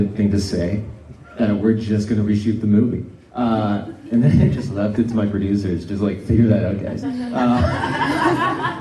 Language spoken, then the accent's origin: English; Northern Ontario, Canada; the area of Northern Ontario that I grew up